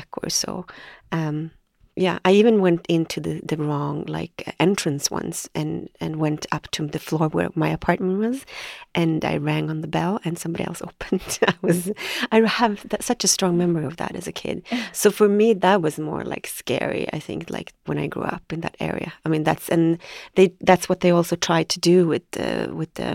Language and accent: English; Bromsten/Brandbergen, outside Stockholm, Stockholm County, Sweden; I grew up in Brambergen, which is maybe half an hour outside of Stockholm.